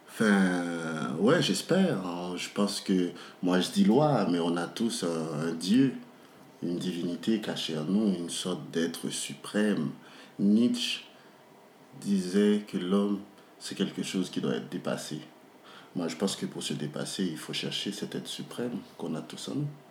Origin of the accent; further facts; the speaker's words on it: Port-au-Prince, Ouest, Haiti; je suis né, j'ai grandi à Port-au-Prince